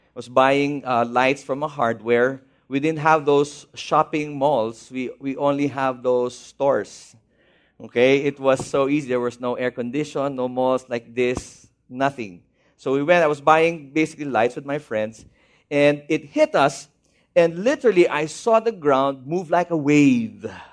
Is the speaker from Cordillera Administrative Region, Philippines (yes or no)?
yes; Baguio, Cordillera Administrative Region, Philippines; moved away; I'm from Baguio City